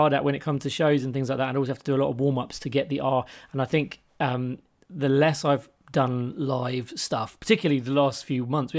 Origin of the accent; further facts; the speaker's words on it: England, United Kingdom; Because I'm English.